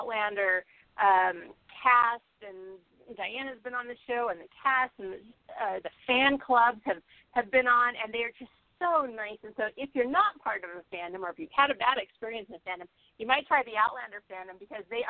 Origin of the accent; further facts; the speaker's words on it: Southern California, United States; growing up in Southern California